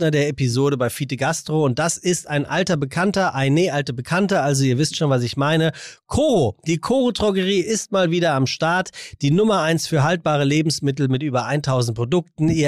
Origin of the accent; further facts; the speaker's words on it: Hamburg, Germany; Ja, ich, ich komme ja aus dem Dorf. Ich finde das schön. Nee, Eppendorf.